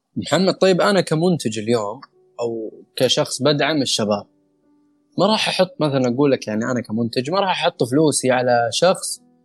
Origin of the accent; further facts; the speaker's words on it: Saudi Arabia; احنا كشباب سعوديين